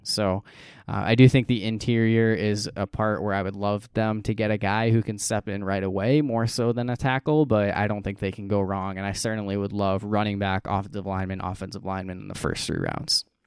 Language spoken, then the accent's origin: English; United States; as an American